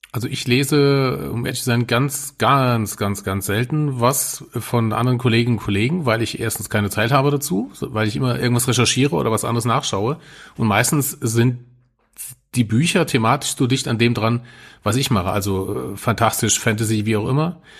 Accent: Germany; als Deutscher

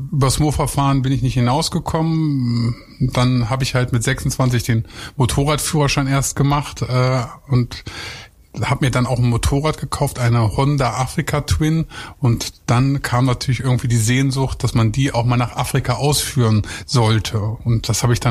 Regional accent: Lower Saxony, Germany; Ja, also so ich komme ja eigentlich vom Bauernhof. Ich bin aus Niedersachsen und äh, da ist man immer nur an die Nordsee gefahren und nach Österreich.

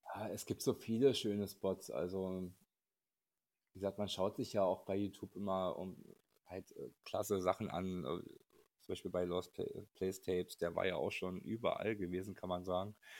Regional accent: Berlin, Germany; wir kommen übrigens aus Berlin

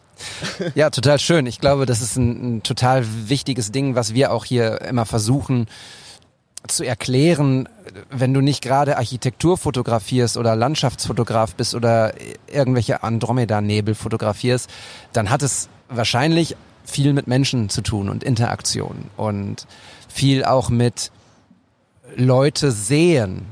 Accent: Bochum, North Rhine-Westphalia, Germany; meiner Heimat Bochum

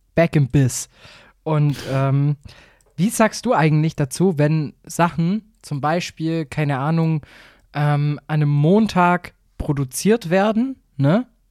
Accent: Swabia, Germany; ich bin selber Schwabe

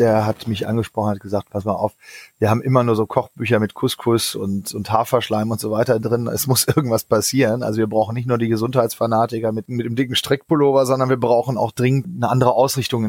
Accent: Northern Germany, Germany; ich bin in einem kleinen Kaff aufgewachsen in Norddeutschland

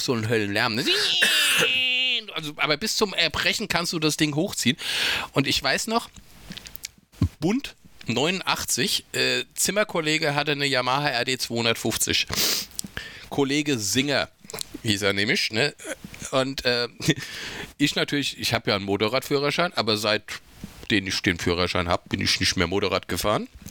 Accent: Rüsselsheim, Hesse, Germany; also born or lived in Raunheim; ich bin ja groß geworden in Rüsselsum, also Rüsselsheim.

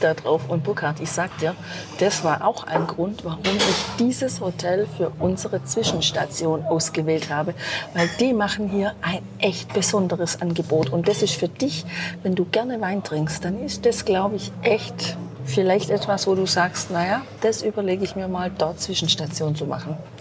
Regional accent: Germany; bei uns in Deutschland

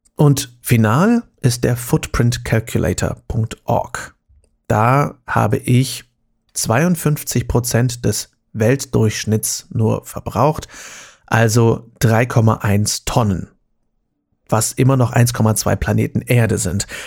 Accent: Germany; bei uns in Deutschland

